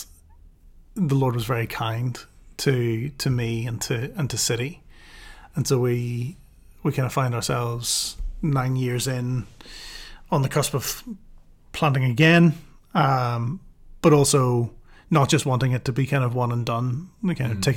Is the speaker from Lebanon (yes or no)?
no; Northern Ireland, United Kingdom; moved away as an adult; also born or lived in London; now in Dublin, Ireland; growing up in Northern Ireland, there's lots of churches